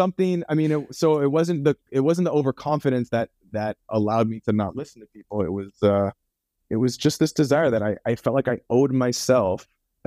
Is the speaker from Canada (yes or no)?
yes; Vancouver, British Columbia, Canada; moved away as an adult; now in Santa Monica, United States; I'm from Vancouver, Canada originally. And so for me to pursue film, I had to move